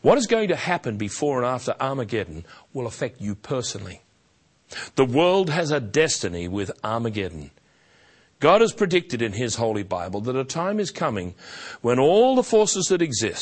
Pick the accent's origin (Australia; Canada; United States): Australia; also born or lived in Melbourne; as an Australian, and one who formerly lived in Melbourne